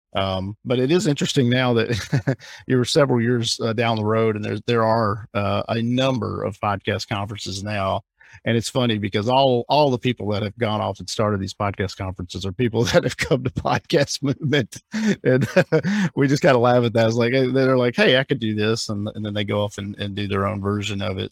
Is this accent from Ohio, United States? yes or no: no; Alabama, United States; moved away as an adult; also born or lived in Hawaii / Orlando; now in Fort Lauderdale, United States; I grew up in Alabama, I grew up in the South